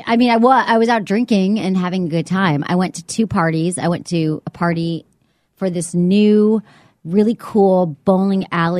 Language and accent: English; Michigan, United States; now in San Francisco, United States; I grew up in Michigan